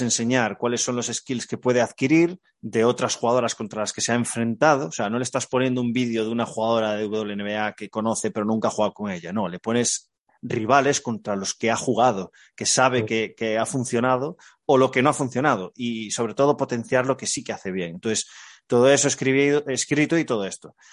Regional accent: Galicia, Spain; Como buen gallego

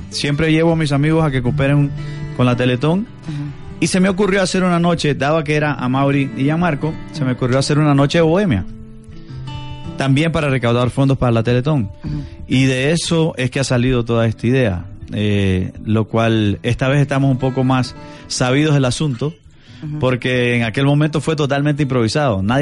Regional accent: Somoto, Madriz, Nicaragua; No, yo soy del norte, yo soy de Somoto.

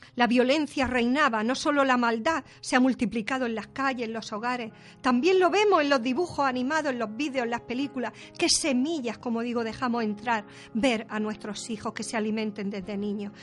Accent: Spain; a mí me duele como española

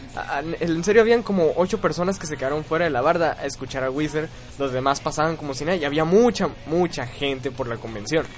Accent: Mexico; Nosotros, siendo mexicanos

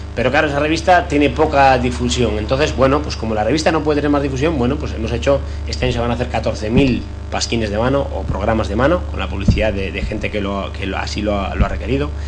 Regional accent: Tanos, Cantabria, Spain; Thanos, para mí, mi pueblo, no deja de ser un barrio

